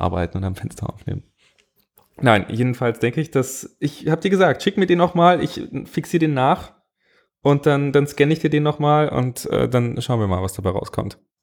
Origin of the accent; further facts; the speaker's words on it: Bavaria, Germany; Ich komme aus Bayern